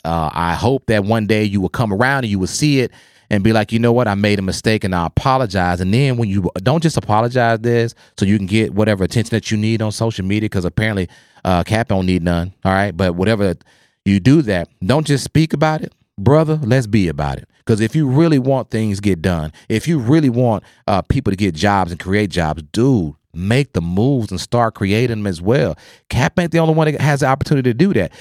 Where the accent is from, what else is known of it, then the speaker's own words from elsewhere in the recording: Oklahoma, United States; I grew up in Oklahoma